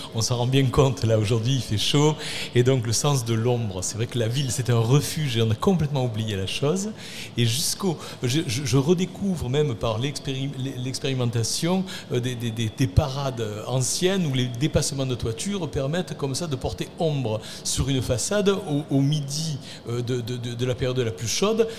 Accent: Arles, Provence-Alpes-Côte d'Azur, France; accent: Arlesian; Quand j'étais enfant, euh, habité en centre-ville d'Arles, j'étais déjà arlésien, vous le reconnaissez à mon accent

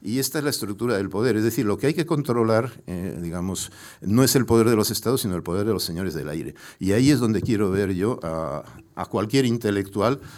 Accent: Pamplona, Navarre, Spain; born there; also born or lived in Mexico; porque mi madre me trajo a nacer específica y voluntariamente a Pamplona.

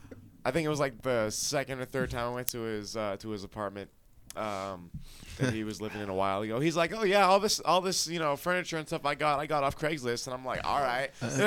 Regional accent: Hesperia, California, United States; moved away as an adult; also born or lived in Alaska; now in Colorado, United States; I'm from Hesperia, California.

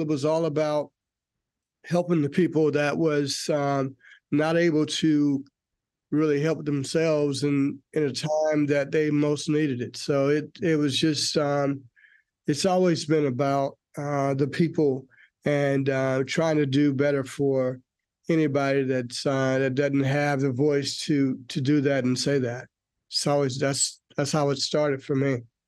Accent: North Carolina, United States; also born or lived in Forest Park, Georgia; now in Georgia, United States; I am originally from North Carolina

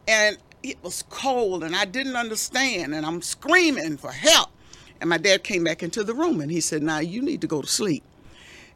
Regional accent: Mullins, South Carolina, United States; We lived on Old Stage Road in South Carolina, Mullen, South Carolina.

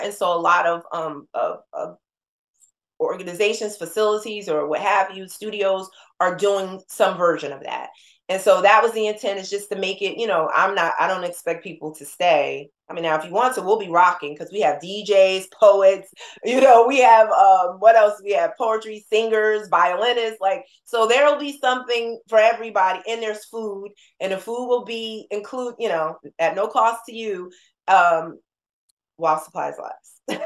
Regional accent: New Jersey, United States; moved away; we're from Jersey

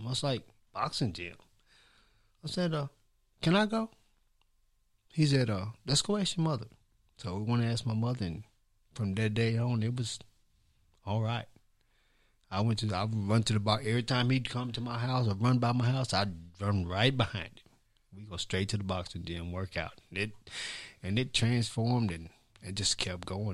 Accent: Columbia, Tennessee, United States; where I grew up at was on Eighth Street, which is on Eighth Street, which is where the, I wanna say the history of Columbia really started

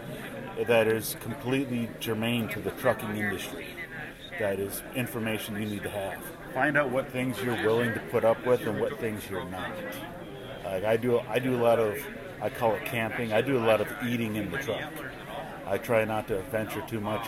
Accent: Minnesota, United States; now in St. Louis area, United States; I'm originally from Minnesota, but I live just south of St. Louis now

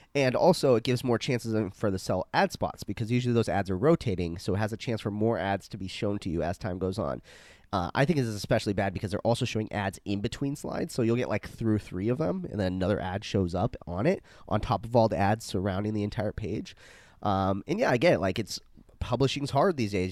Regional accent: Arizona, United States; I'm, I'm from Arizona, so I, we had to spell tequila in middle school

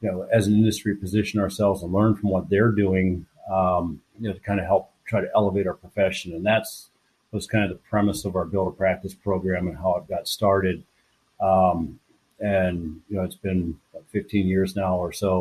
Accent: Pittsburgh, Pennsylvania, United States; moved away as an adult; also born or lived in Kalamazoo, Michigan; born and raised in Pittsburgh, Pennsylvania

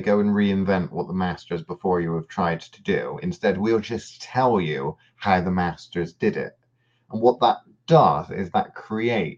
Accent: United Kingdom; growing up in the British education system

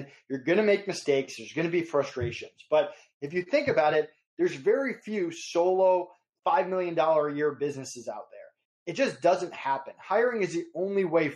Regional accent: Massachusetts, United States; also born or lived in Stamford, Connecticut; now in Florida, United States; I'm from Massachusetts originally, but if you go down my parents' street in Massachusetts, you're in Connecticut. So I was right on the border

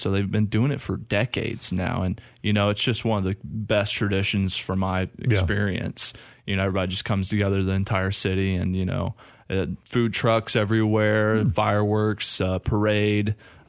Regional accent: Madison, Indiana, United States; now in Clarksville, United States; my hometown of Madison, Indiana.

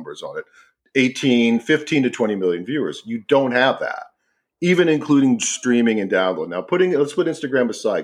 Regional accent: United States; we're four American guys

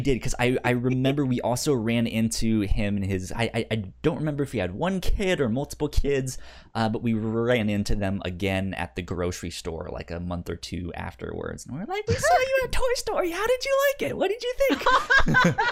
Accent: Northern Virginia, United States; I grew up in Northern Virginia

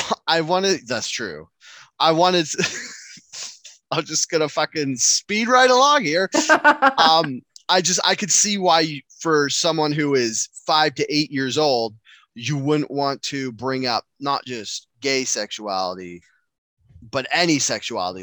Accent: Enderby, British Columbia, Canada; I went to school in a town called Enderby, high school in a town called Enderby

